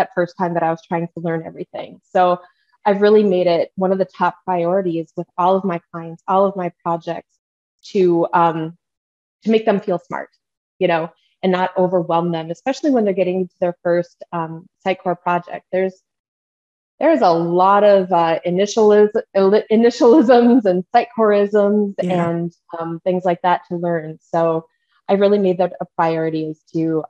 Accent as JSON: {"language": "English", "region": "Minnesota", "country": "United States", "accent": "Midwestern", "said": "My Midwestern accent comes out when I start talking about Fargo, North Dakota. I'm a tried and true Minnesota girl."}